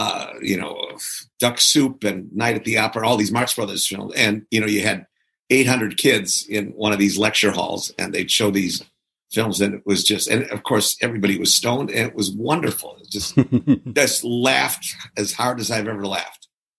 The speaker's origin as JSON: {"language": "English", "town": "Milwaukee", "region": "Wisconsin", "country": "United States", "tie": "born or raised there", "said": "yeah, I grew up in Milwaukee."}